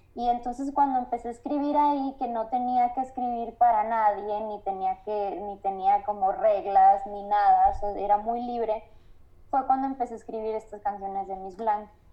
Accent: Guaymas, Sonora, Mexico; moved away as an adult; also born or lived in Navojoa, Sonora; now in Mexico City, Mexico; yo soy de, Guaymas, entonces es un lugar bien chiquito

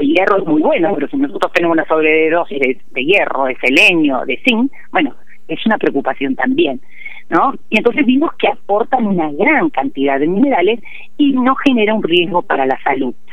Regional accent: Puerto Madryn, Chubut, Argentina; also born or lived in the Andes (cordillera); yo vivía en Puerto Madryn

